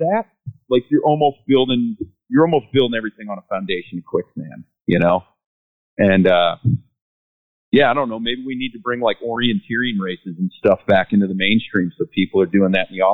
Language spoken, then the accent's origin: English; Ohio, United States; moved away; I'm from Ohio